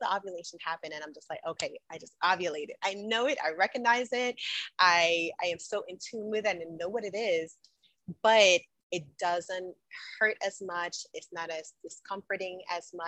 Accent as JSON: {"language": "English", "country": "Jamaica", "tie": "born or raised there", "also_born_or_lived": "New York, United States", "moved": "yes", "said": "I am a Jamaican by birth. I was born and raised in the island of Jamaica. So I grew up as a young girl there. I migrated to the United States, to New York"}